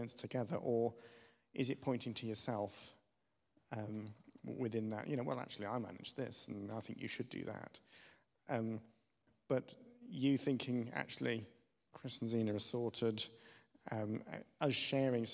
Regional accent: Germany; moved away; I grew up in West Germany

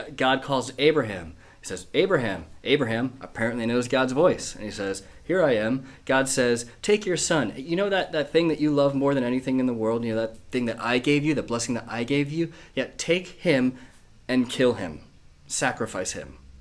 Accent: United States; moved away as an adult; now in Manchester, United Kingdom; my accent's not quite northern. I'm not from here. I was born in America

